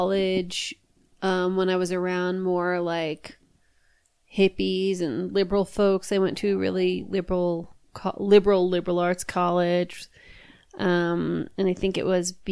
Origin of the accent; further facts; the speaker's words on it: New York, United States; moved away; I grew up there